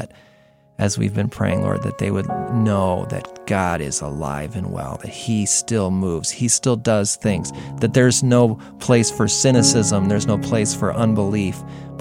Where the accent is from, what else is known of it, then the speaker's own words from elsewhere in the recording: United States; especially as an American, buildings are like big deal